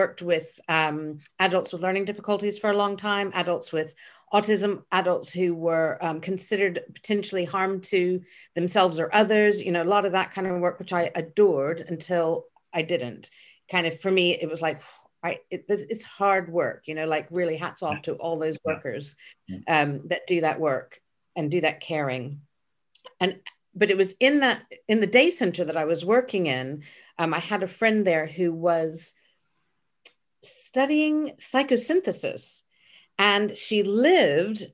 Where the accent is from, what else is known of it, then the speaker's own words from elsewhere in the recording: Memphis, Tennessee, United States; moved away as an adult; also born or lived in Dallas, Texas; now in United Kingdom; I was born in Dallas, but I was raised in Memphis.